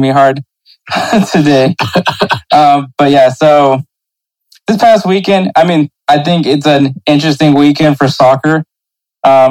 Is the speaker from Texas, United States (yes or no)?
yes; Houston, Texas, United States; I'm from Houston